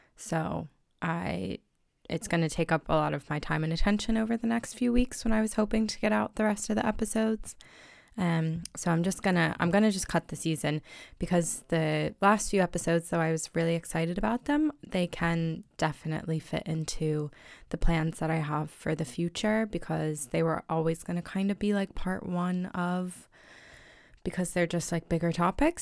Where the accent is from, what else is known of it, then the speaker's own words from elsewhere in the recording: United States; now in Ireland; I'm American in Ireland